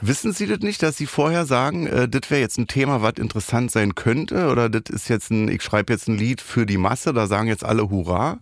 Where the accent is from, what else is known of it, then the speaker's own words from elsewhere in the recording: Berlin, Germany; bin ich aus dem Wedding damals